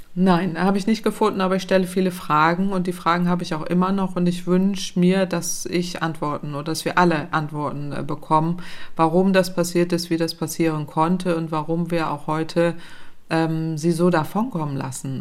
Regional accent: Northern Germany, Germany; ich komme aus Norddeutschland, da ist flaches Land

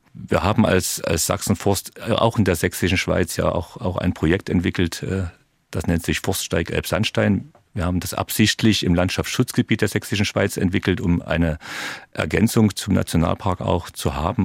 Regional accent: Dresden, Saxony, Germany; Ich bin in Dresden-Bühler groß geworden

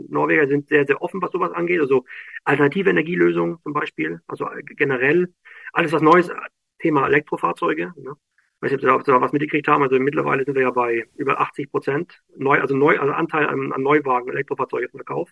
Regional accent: Schwerin, Mecklenburg-Vorpommern, Germany; moved away as an adult; now in Norway; also ich komme aus Schwerin, ich bin gebürtiger Schweriner

